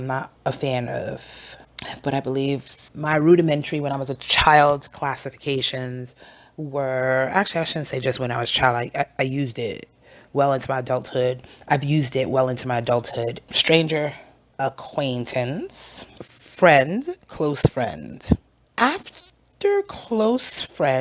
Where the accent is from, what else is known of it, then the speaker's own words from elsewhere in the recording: New York City, New York, United States; moved away as an adult; also born or lived in Oklahoma; I'm originally from Brooklyn, New York